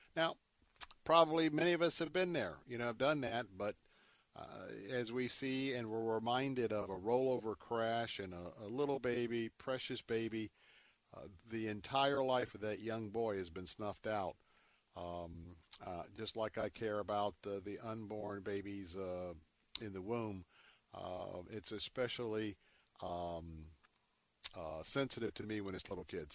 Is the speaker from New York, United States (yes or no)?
no; Tampa, Florida, United States; my hometown in Tampa